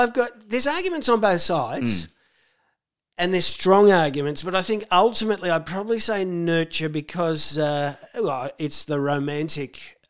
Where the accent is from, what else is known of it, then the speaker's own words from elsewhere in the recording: Footscray, Victoria, Australia; also born or lived in Yarraville / Brisbane; I grew up in Footscray.